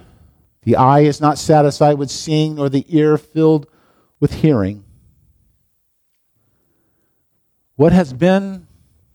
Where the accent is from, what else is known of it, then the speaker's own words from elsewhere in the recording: Longview, United States; I grew up in Longview, and Longview is a relatively new place